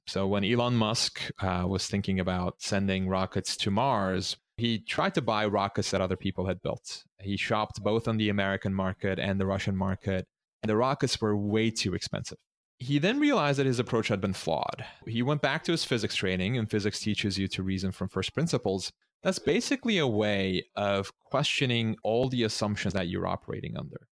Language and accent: English; Istanbul, Turkey; moved away; I grew up in Istanbul